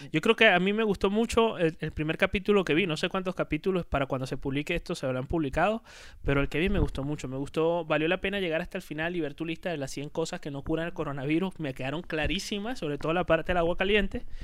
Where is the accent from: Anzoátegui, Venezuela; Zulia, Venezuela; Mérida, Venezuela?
Anzoátegui, Venezuela; Puerto La Cruz; Mira, yo voy a poner nada más y nada menos que las empanadas del ferry de Puerto La Cruz.